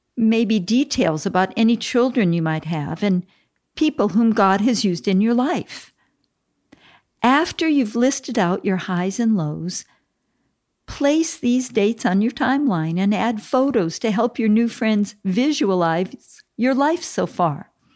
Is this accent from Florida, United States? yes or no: no; Minneapolis, Minnesota, United States; I was born in Minneapolis, Minnesota